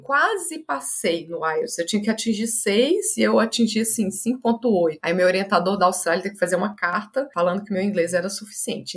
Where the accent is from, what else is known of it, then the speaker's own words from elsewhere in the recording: Belo Horizonte, Minas Gerais, Brazil; Nasci em Belo Horizonte, Minas Gerais, de pais bem corajosos